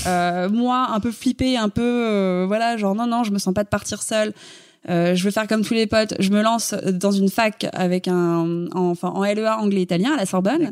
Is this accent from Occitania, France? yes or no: no; Paris, Île-de-France, France; Je suis née à Paris, j'ai grandi à Paris, je, je n'ai jamais quitté Paris.